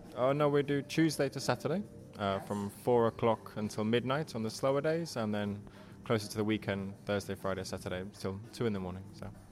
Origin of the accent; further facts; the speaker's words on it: England, United Kingdom; moved away as an adult; now in Helsinki, Finland; i grew up in England. I'm of Irish parents.